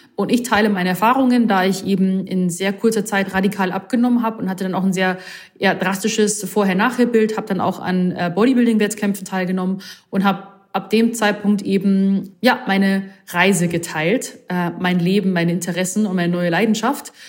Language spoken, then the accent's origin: German; Rosenheim, Bavaria, Germany; now in Munich, Germany; gebürtige Rosenheimerin, wohne aber jetzt aktuell in München